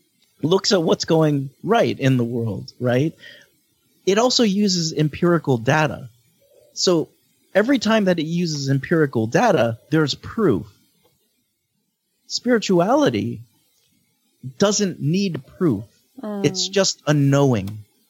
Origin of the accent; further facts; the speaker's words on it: Philippines; as a Filipino who like always never felt truly accepted and seen